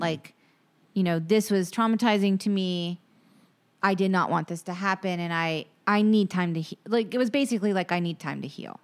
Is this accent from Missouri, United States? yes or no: no; Charleston, South Carolina, United States; I grew up in Charleston